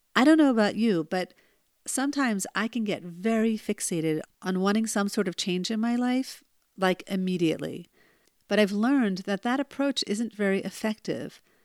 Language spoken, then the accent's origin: English; New Jersey, United States; when I was born in New Jersey